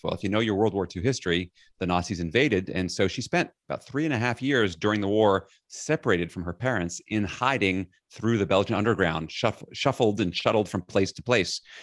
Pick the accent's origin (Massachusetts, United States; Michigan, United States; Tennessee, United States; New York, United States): New York, United States; New York City; I grew up in Flushing, Queens, New York City.